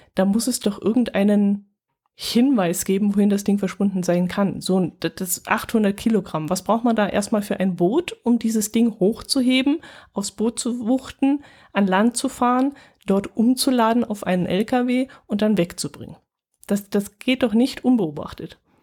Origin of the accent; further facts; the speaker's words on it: Germany; wir Deutschen